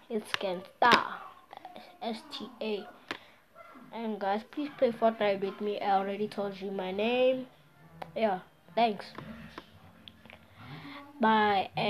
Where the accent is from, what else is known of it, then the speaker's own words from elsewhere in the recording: South Africa; I am from South Africa, living in Pretoria.